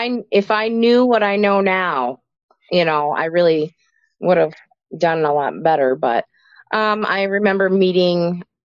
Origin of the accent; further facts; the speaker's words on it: Moose Lake, Minnesota, United States; also born or lived in Duluth, Minnesota / Milwaukee, Wisconsin; now in Wyoming, Minnesota, United States; I'm originally from Minnesota. I was born in Duluth and grew up in Kettle River, Moose Lake, Barnum area. So lived Minnesota in Milwaukee for a little while, but otherwise I've always lived in Minnesota.